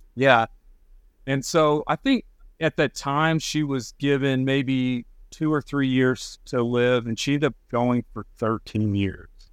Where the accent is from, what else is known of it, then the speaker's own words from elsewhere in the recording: Texas Panhandle, United States; moved away; I grew up in the Panhandle of Texas